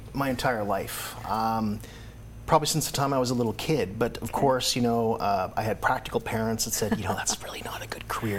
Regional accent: Canada; moved away as an adult; also born or lived in Washington, D.C.; And so I was in D.C., you know, a long way from Canada.

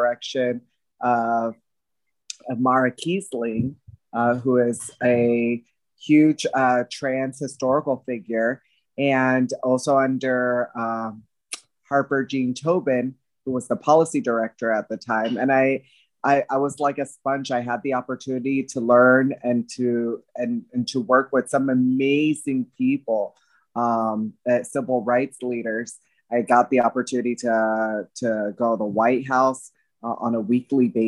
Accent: Bayamón, Puerto Rico; moved away; also born or lived in Washington, D.C.; now I'm a Bayamón housewife in my hometown

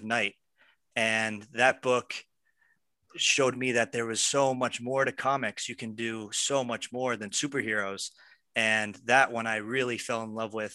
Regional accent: Pennsylvania, United States; now in Los Angeles, United States; I'm from Pennsylvania, and I moved to Los Angeles to make films

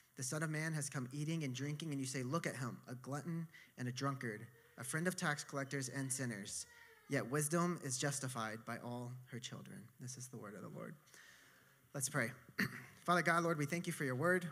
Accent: Texas, United States; now in New York, United States; I'm from Texas

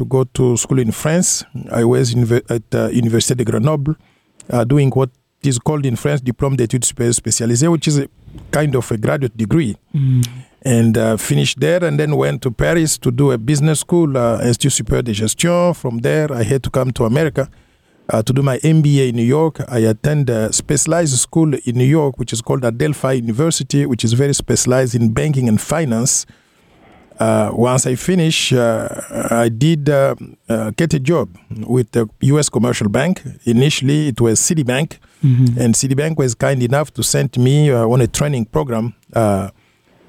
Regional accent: Ngandajika, Kasai-Oriental, DR Congo; moved away as an adult; I was born in Ganajika, which is a community in the eastern Kasai province. Okay. I was there. I went to school, elementary and high school

